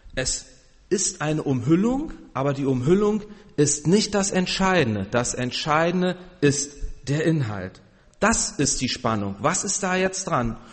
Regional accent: Berlin, Germany; moved away; ich komme ja aus Berlin

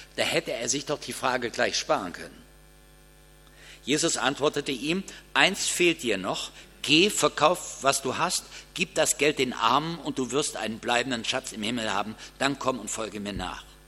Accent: Kassel, Hesse, Germany; Bei uns in Kassel veranstalten die Geschäftsleute zu Karfreitag ein Mitternachtsshopping

